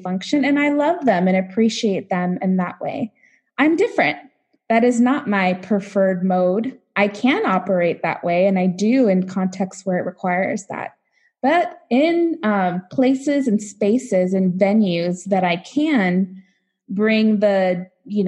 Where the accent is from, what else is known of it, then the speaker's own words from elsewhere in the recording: Los Angeles, California, United States; moved away as an adult; now in Nebraska, United States; I grew up in Los Angeles, youngest of seven